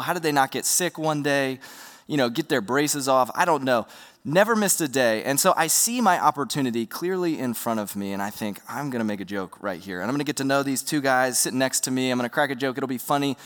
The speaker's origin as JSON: {"language": "English", "town": "Roanoke", "region": "Virginia", "country": "United States", "tie": "born or raised there", "said": "I grew up in Roanoke, Virginia"}